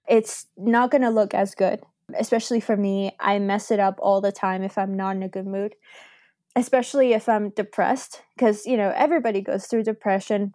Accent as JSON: {"language": "English", "country": "Argentina", "moved": "yes", "lives_now": "Canada", "said": "I'm originally from Argentina"}